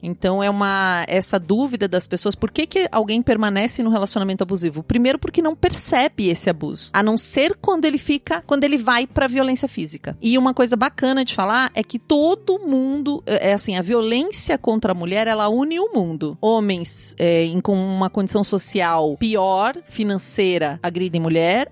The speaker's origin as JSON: {"language": "Portuguese", "region": "interior of Paraná", "country": "Brazil", "tie": "born or raised there", "said": "no interior onde eu nasci, no interior do Paraná"}